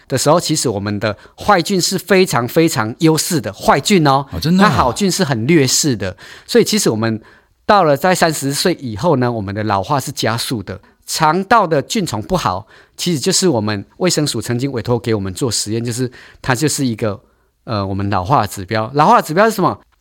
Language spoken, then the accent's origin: Chinese; Taiwan; now in Taichung, Taiwan; 我们台湾人是半导体王国，电脑王国